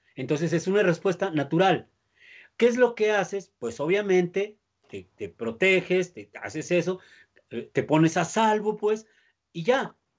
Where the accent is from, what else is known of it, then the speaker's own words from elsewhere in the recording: Mexico; nosotros como mexicanos